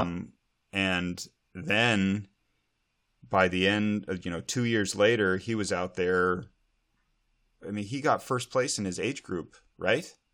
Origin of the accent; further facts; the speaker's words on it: Montana, United States; now in Snohomish County, Washington, United States; as a kid growing up in Montana